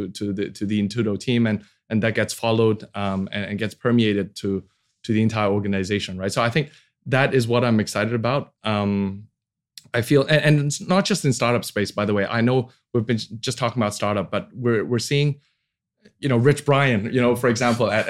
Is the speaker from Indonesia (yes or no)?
yes; Indonesia; English is a second language; also born or lived in United States; Uh, oh, I'm Indonesia. I'm from Indonesia. they like, is that near Bali?